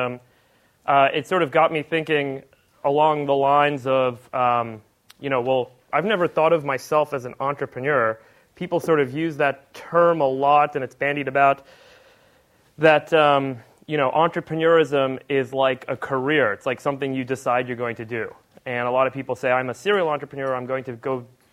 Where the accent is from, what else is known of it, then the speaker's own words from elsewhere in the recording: Los Angeles, California, United States; also born or lived in Cape Town, South Africa; when I grew up in Hollywood, I went to the school with all the Hollywood kids